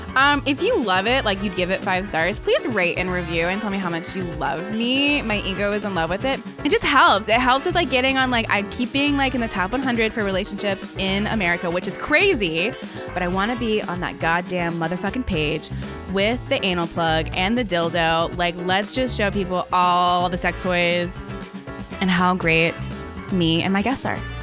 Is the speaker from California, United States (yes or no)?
no; Baltimore, Maryland, United States; moved away; I'm from Maryland